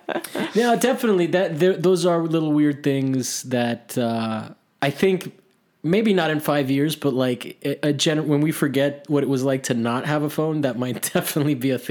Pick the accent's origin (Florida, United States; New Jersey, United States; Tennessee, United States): Florida, United States; Miami; I grew up in Miami